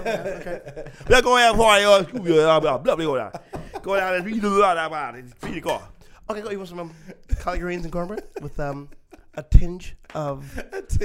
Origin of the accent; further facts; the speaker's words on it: Atlanta, Georgia, United States; from Atlanta, where I'm from. I'm from South